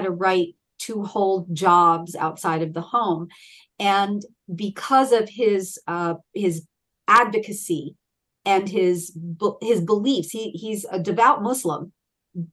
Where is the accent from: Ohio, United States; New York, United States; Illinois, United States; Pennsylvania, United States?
Pennsylvania, United States; Philadelphia; also born or lived in Baltimore, Maryland / Delaware County, Pennsylvania; I'm a Pennsylvanian Philadelphian born and bred